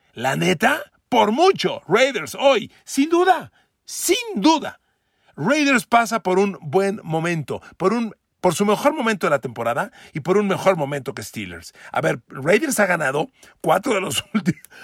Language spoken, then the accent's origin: Spanish; Mexico; de mi México querido, el México donde yo nací, donde, donde crecí, donde me desarrollo